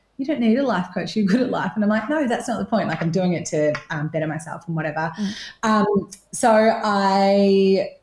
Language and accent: English; New Zealand; moved away as an adult; now in Torquay, Australia; I'm originally from New Zealand, left there when I was 20, so sometimes you can hear my little twang when I say six and stuff.